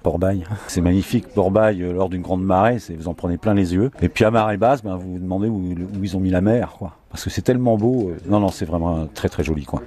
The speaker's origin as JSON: {"language": "French", "region": "Normandy", "country": "France", "said": "je suis normand"}